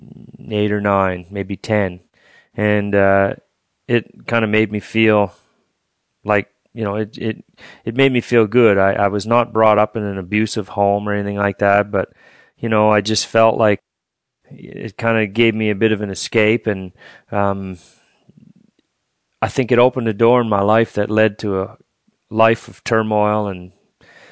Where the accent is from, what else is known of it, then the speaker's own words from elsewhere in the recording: Fredericton, New Brunswick, Canada; also born or lived in Woodstock, New Brunswick; I'm from the St. Mary's Reserve here in Fredericton. I'm a Maliseet native from New Brunswick. I was born in Woodstock, on the Woodstock First Nation, and we moved here when I was just a little baby, so I've pretty much been here my whole life